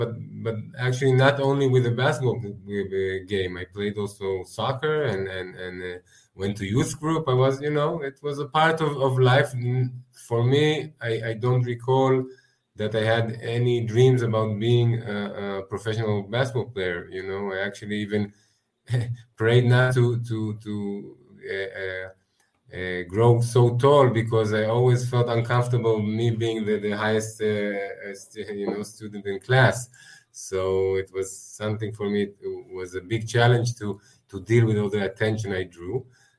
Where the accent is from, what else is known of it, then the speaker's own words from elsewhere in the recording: Israel; Yeah, I grew up experiencing the holidays, you know, like probably most kids in Israel